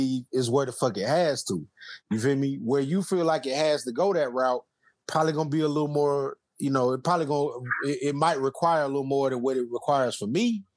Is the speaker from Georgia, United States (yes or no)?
yes; South Georgia, United States; I'm from South Georgia, about Austin, Georgia